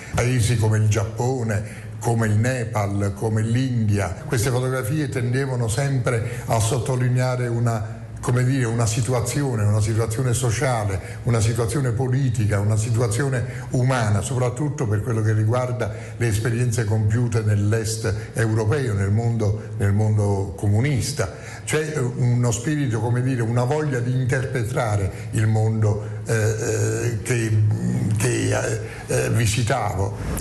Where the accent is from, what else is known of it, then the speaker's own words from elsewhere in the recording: Naples, Campania, Italy; moved away as an adult; la città in cui eravamo eh, nati